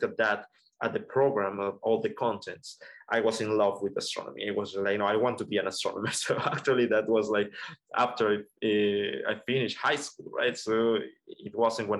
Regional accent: Colombia; moved away; I'm originally from Colombia

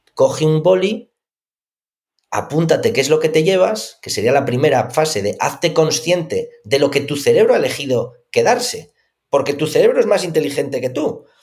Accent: Asturias, Spain; yo soy de Asturias

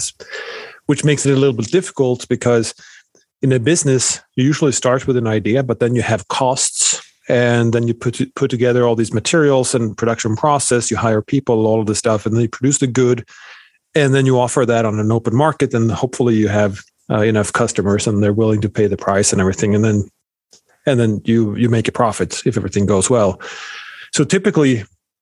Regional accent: Sweden; moved away as an adult; now in United States; born and raised in Sweden

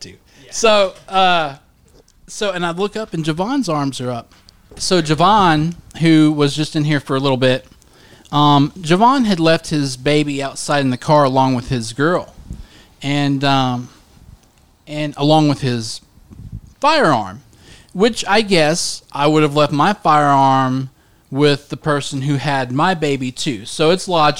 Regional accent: Cedar Grove, United States; also born or lived in Highland; I was born in Cedar Grove

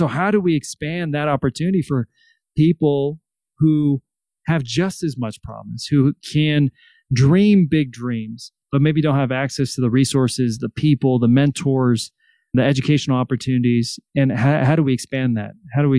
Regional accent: Salinas, California, United States; I grew up in Salinas, California

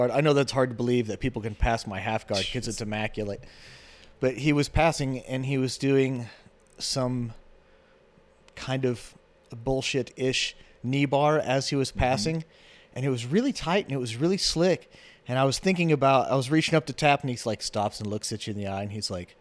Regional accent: Olathe, Kansas, United States; born or raised there; also born or lived in Independence / Ottawa, Kansas / Lawrence, Kansas

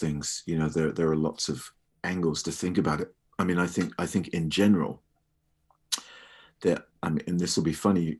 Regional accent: United Kingdom; I'm British

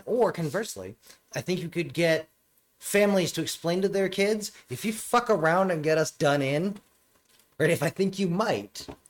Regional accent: the South, United States; No, because I grew up in the South

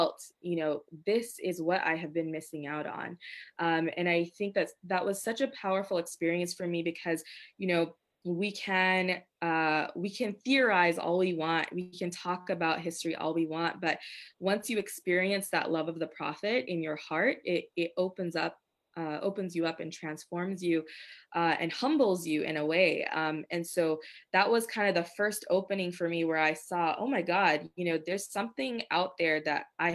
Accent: United States; I was from America

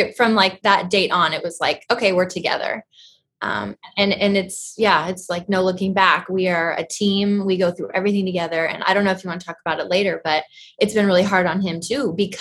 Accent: Portland, Oregon, United States; moved away as an adult; now in Ramona, United States; I am from Portland, Oregon.

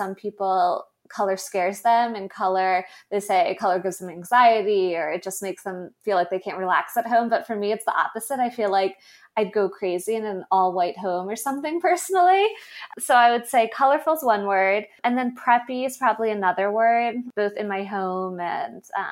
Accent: the North, United States; I am a Northerner

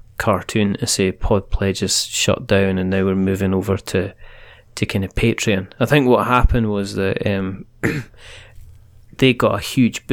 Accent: Fife, Scotland, United Kingdom; I am from Fife

